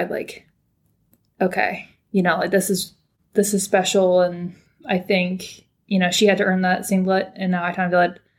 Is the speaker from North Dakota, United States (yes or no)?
no; California, United States; moved away as an adult; now in Auckland, New Zealand; Uh, I'm from the States, actually. I'm from California. Um, but I'm down here in New Zealand